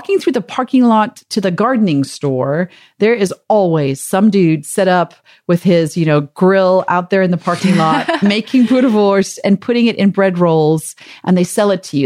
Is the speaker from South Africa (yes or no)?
yes; South Africa; moved away; growing up in South Africa, it's actually called, we don't call it a grill or a barbecue. We call it a braai vleis.